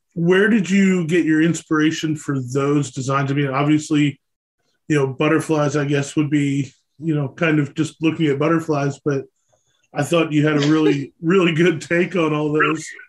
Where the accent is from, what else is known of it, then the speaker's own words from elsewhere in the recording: Pennsylvania, United States; i'm from pennsylvania i'm an east coast guy